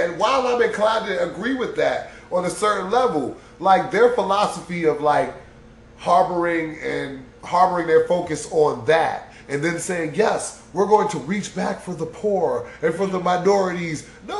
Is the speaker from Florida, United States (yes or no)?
no; Detroit, Michigan, United States; Oh, my God. I'm from Detroit.